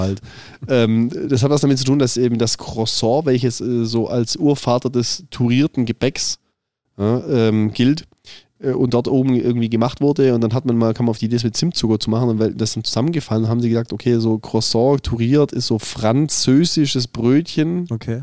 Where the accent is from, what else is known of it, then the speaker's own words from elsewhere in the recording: Southern Germany, Germany; Ich, als als Süddeutscher